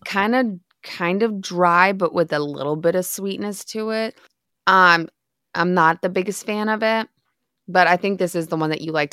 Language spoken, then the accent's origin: English; Midwest, United States; moved away; I grew up in the Midwest